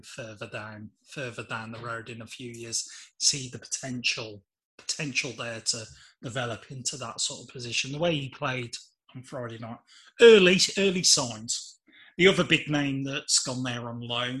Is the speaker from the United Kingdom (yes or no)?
yes; England, United Kingdom; even as an Englishman